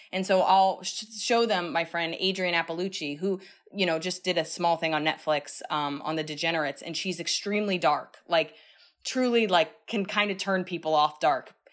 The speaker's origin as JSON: {"language": "English", "town": "New York City", "region": "New York", "country": "United States", "said": "I'm still a New Yorker"}